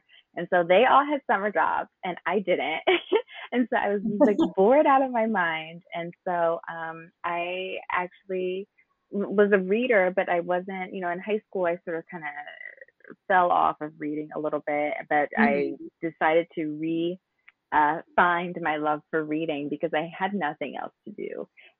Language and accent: English; New Jersey, United States; I'm from New Jersey